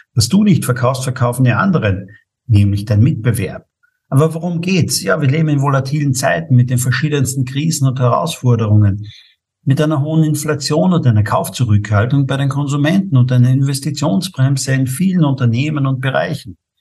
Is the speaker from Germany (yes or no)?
no; St. Paul im Lavanttal, Carinthia, Austria; Ich bin geboren in St. Paul im Lavantal